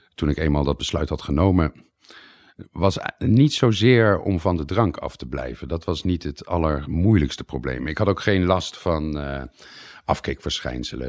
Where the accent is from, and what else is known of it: Netherlands; moved away as an adult; also born or lived in Leiden, Netherlands; now in Italy